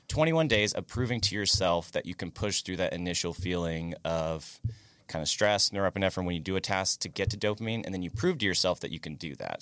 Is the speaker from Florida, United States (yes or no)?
yes; near Daytona, Florida, United States; I grew up in, like, near Daytona